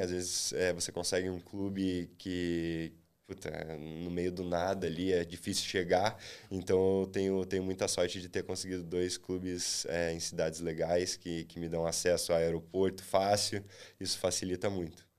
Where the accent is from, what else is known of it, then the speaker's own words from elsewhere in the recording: Londrina, Paraná, Brazil; eu sou de Londrina